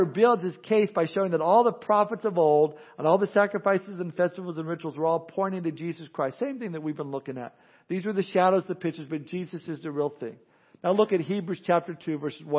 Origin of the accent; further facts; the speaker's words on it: Southern California, United States; growing up in Southern California